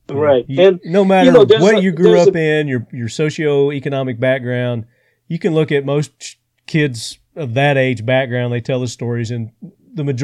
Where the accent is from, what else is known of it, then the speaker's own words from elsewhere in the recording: United States; which you know that's nothing that any of us Americans can comprehend